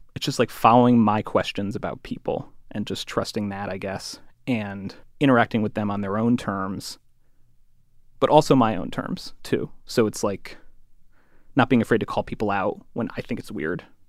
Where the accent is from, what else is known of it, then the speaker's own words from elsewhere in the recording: Connecticut, United States; I'm from Connecticut, I went to the Ivy League